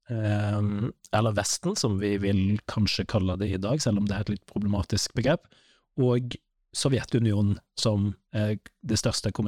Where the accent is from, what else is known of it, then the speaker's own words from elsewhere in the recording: Western Norway, Norway; Så jeg vokste opp eh, litt på Vestlandet, ikke sant?